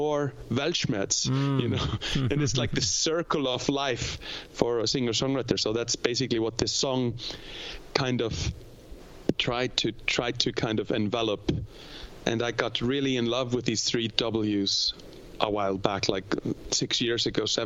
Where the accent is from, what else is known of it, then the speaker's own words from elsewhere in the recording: East Fjords of Iceland, Eastern Region, Iceland; I'm from the East Fjords of Iceland, like my mom's side of the family